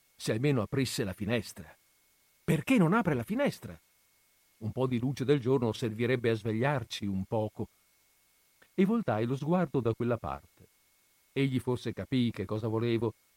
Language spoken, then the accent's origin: Italian; Italy